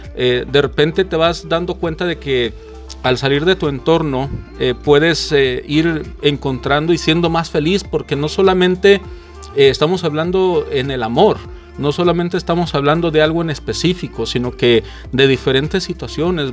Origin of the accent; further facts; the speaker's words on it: Guadalajara, Jalisco, Mexico; now in United States; yo nací en Guadalajara, Jalisco, en México, y vivo en Estados Unidos